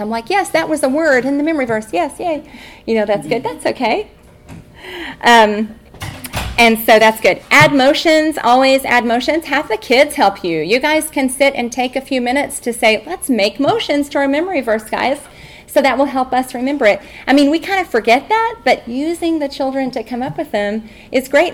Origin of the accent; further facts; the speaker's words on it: Texas, United States; now in Albuquerque, United States; I'm from Texas